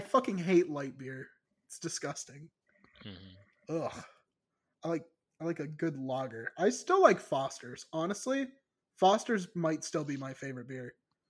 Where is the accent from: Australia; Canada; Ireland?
Ireland; I can say that because I'm Irish, you know. Like, it's in my blood, you know.